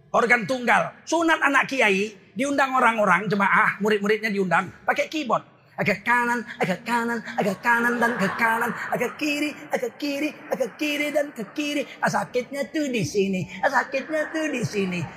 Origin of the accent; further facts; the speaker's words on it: Medan, North Sumatra, Indonesia; Kita ini orang Medan, datang nampak hidung. Pulang nampak punggung. Assalamualaikum, balik kanan terus. Kita bukan orang Jawa.